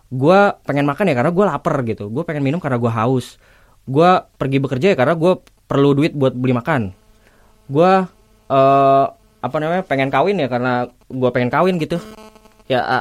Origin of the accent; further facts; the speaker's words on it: Bekasi, West Java, Indonesia; jadi ada fenomena bully Bekasi di mana gue adalah orang Bekasi